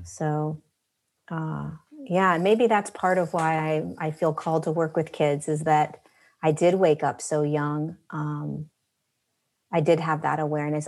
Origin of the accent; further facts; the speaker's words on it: Southern California, United States; We, we grew up in Southern California